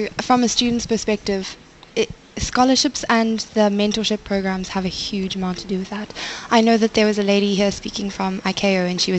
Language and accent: English; South Africa; as a South African student